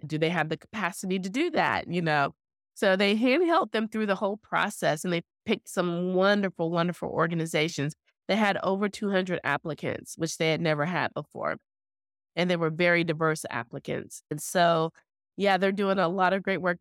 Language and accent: English; Owasso, Oklahoma, United States; when I was growing up in Oklahoma, in that small town of Owasso